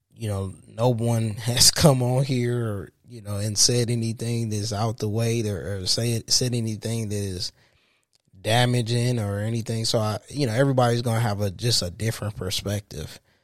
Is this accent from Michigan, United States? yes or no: yes; Saginaw, Michigan, United States; also born or lived in Detroit area, Michigan; now in Detroit, United States; I'm from Saginaw, born and raised in Saginaw, from, in Saginaw, Michigan